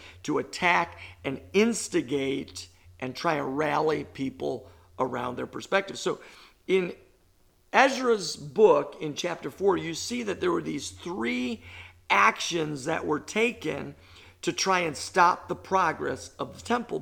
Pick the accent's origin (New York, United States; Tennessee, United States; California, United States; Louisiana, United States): New York, United States; I'm a New Yorker